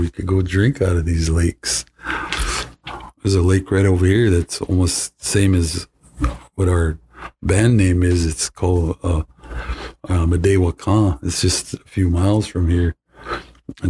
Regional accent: Flandreau, South Dakota, United States; I'm from Flandreau, South Dakota

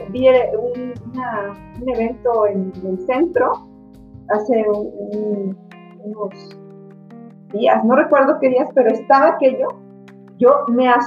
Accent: Michoacán, Mexico; como ciudadanos, como mexicanos inteligentes, como michoacanos inteligentes

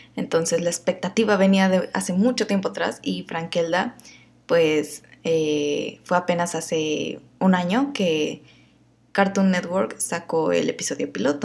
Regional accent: Mexico; yo soy mexicana y a veces hablo así

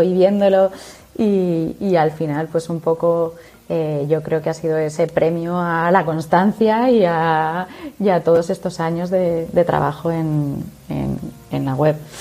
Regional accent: Zaragoza, Aragon, Spain; yo que soy de Zaragoza

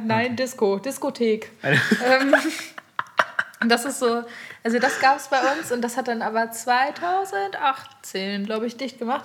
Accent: Aurich, Lower Saxony, Germany; ich bin ja im Kaff aufgewachsen, Aurich, Ostfriesland

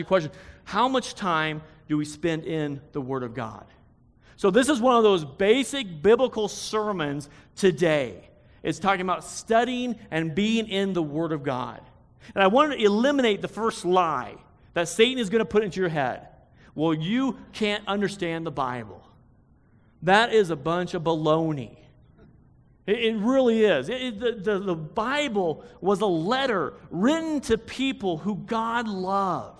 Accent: United States; it's my right as an American to get angry

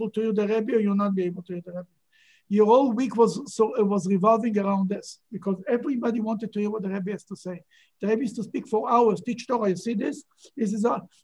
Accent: Israel; moved away; I grew up in Israel

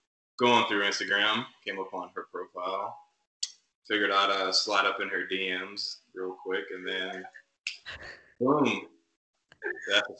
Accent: Ohio, United States; moved away as an adult; now in Texas, United States; I'm from Ohio. I came down here about a year ago

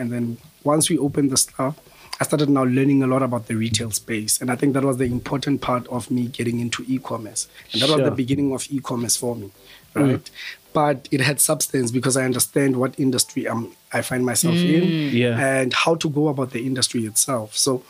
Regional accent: Bloemfontein, Free State, South Africa; moved away as an adult; now in Johannesburg, South Africa; I'm from Bloem. I studied in Bloem. Well, actually, my whole life was in Bloemfontein. So studied at the University of the Free State

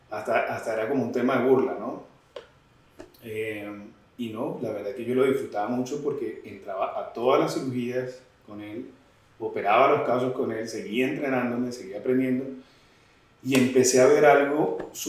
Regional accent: Venezuela; now in Colombia; llegué como venezolano. Eh, saqué mis visas de estudiante, estuve acá el tiempo de residencia

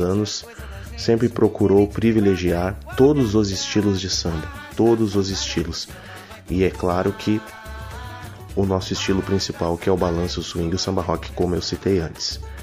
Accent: Rio Grande do Sul, Brazil; now in Berlin, Germany; nós viemos do Rio Grande do Sul

